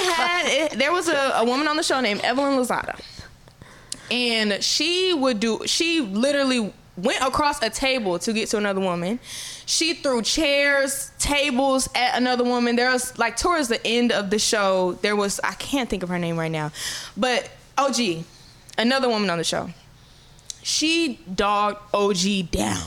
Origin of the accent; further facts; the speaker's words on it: Florida, United States; I'm from Florida